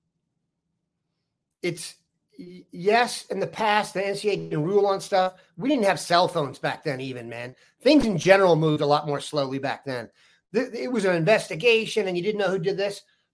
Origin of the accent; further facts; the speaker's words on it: Washington, District of Columbia, United States; I'm from the Washington DC area